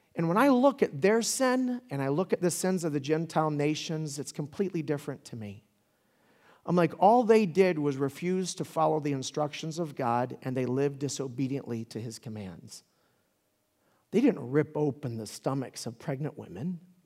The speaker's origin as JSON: {"language": "English", "town": "Pensacola", "region": "Florida", "country": "United States", "tie": "born or raised there", "said": "was born in Pensacola, Florida"}